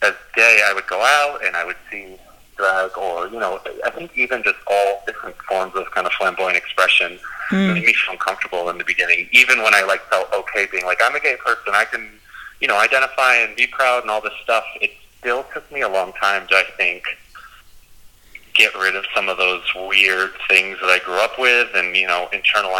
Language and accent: English; United States; I grew up just outside of New York City. About an hour and a half away, and I was in a pretty typical small town